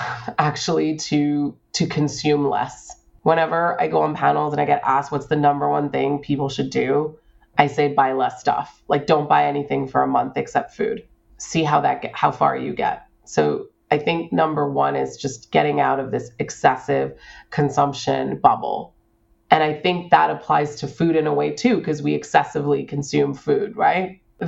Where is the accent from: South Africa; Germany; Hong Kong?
Hong Kong; born there; also born or lived in United States / Singapore / South America; I was born in Hong Kong. I went to university in the United States. I spent 3 years of my high school life in Singapore. I then lived in South America.